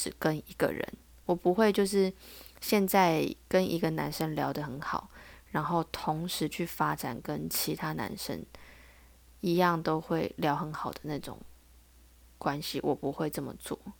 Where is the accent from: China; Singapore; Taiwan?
Taiwan; 我是台湾的